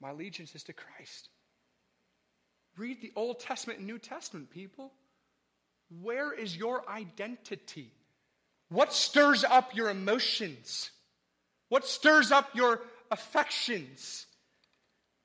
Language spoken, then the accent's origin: English; the North, Northern United States, United States; I'm from the North, and look, we're rude and arrogant and loud